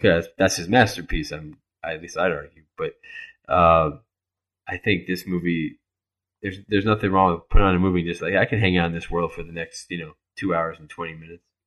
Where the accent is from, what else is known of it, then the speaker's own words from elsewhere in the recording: Miami, Florida, United States; I grew up in Miami